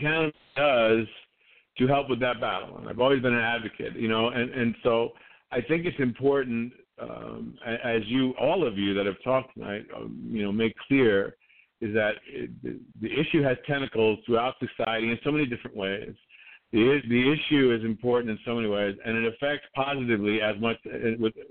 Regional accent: New York City, New York, United States; now in Georgia, United States; I grew up in New York City

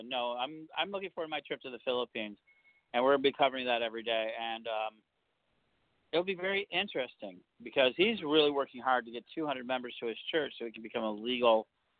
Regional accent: United States; as an American. It's really because I have that American privilege. I was born here. My family's been here for a long time.

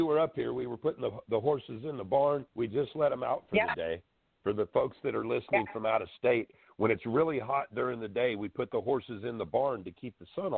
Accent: Florida, United States; also born or lived in Washington; I grew up in Florida most of my life

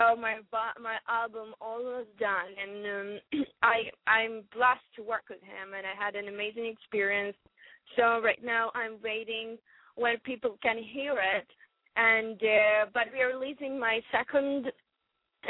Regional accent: Western Ukraine, Ukraine; English is a second language; moved away as an adult; also born or lived in Kyiv, Ukraine; I'm from Ukraine. I was born in the west of Ukraine

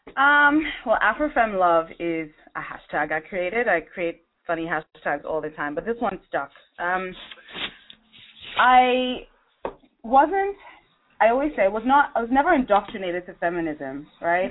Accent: Nigeria; I'm originally from Nigeria.

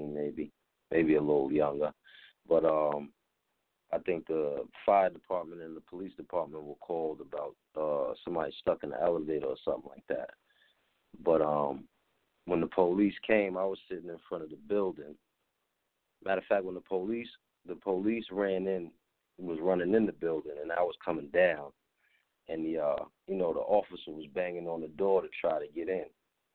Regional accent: New Rochelle, New York, United States; moved away as an adult; now in Atlanta, United States; I'm from New Rochelle, New York, out of Westchester County

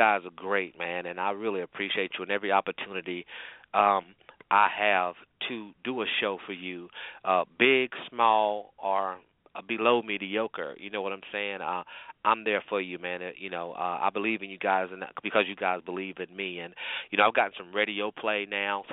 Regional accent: North Carolina, United States; I'm from North Carolina

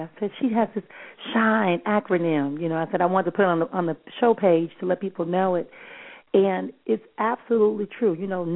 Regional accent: Milwaukee, Wisconsin, United States; I'm from Milwaukee

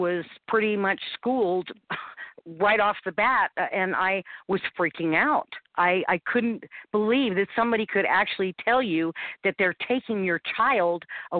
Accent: St. Louis, Missouri, United States; moved away as an adult; now in Utah, United States; Well, I came from St. Louis, Missouri, where I had family there to come and live in Utah

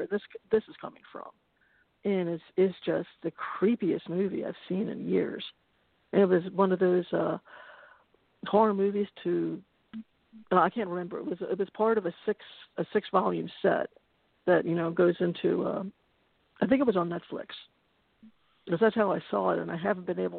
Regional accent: Baltimore, Maryland, United States; I grew up in Baltimore

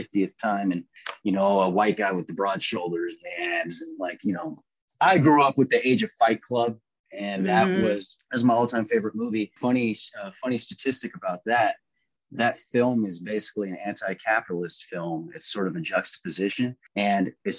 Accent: Seattle, Washington, United States; also born or lived in Los Angeles / Philadelphia; I'm from West Seattle, Alki Beach.

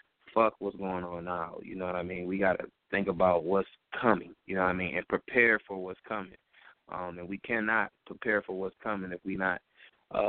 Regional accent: Detroit, Michigan, United States; I grew up in Detroit public schools

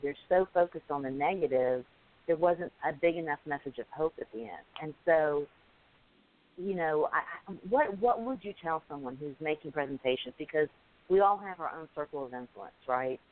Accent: Alabama, United States; I'm from Alabama. English is my second language

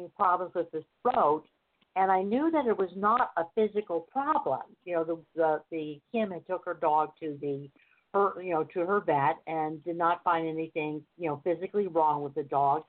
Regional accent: United States; I'm in California. I'm from America

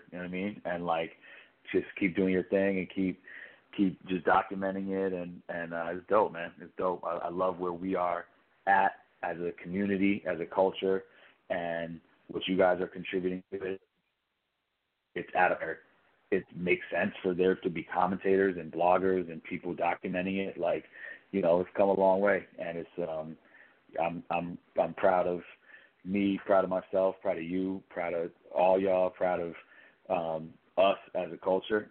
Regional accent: New York, United States; I'm from New York, so that there's something about it that feels comfortable, you know, the slang that people use

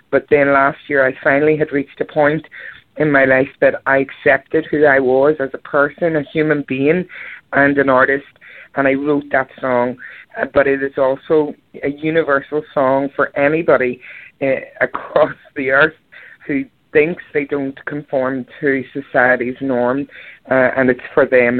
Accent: Belfast, Northern Ireland, United Kingdom; I was born in Belfast, Northern Ireland, and uh, I was on the cover scene back home for 25 years in wedding bands.

